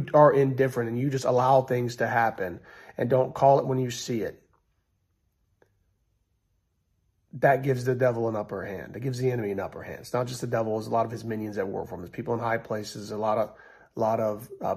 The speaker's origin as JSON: {"language": "English", "country": "United States", "said": "We're all in this country, we're all American"}